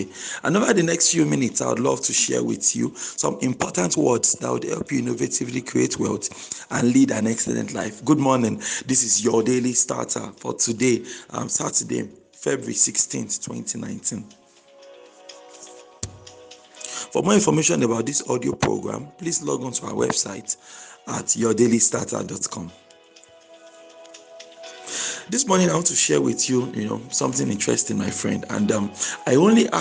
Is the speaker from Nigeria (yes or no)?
yes; Nigeria; I'm a Nigerian, and I'm actually happy to be Nigerian.